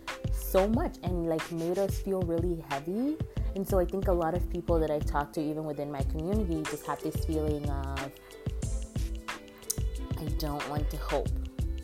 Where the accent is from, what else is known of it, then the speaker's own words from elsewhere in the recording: Nigeria; now in United States; the last Christmas and New Year season that I spent in my home country of Nigeria, which was in 2007